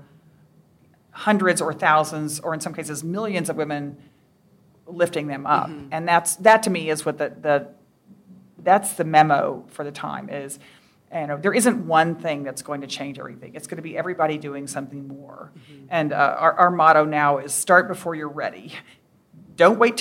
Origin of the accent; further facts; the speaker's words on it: Texas, United States; moved away; I grew up in Texas